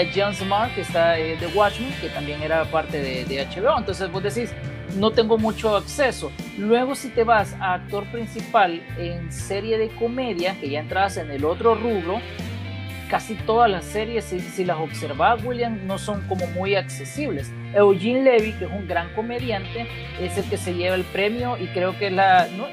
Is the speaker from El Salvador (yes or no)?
yes; El Salvador; nosotros como latinos y más como salvadoreños